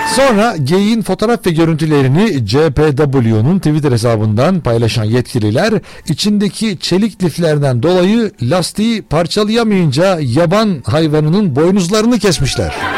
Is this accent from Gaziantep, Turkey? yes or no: no; Ankara, Turkey